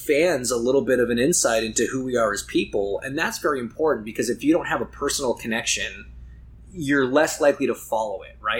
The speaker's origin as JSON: {"language": "English", "country": "Canada", "said": "I'm so lucky that we get to go race, not just in my home country, but quite literally my backyard."}